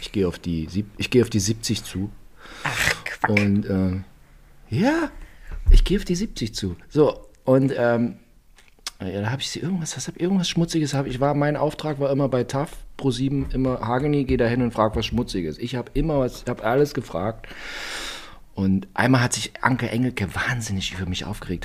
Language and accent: German; East Germany, Germany; Bei uns in der DDR auf dem Dorf